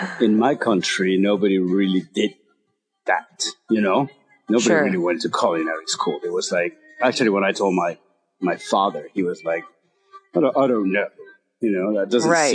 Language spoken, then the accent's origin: English; Mexico; moved away; I was born and raised in Mexico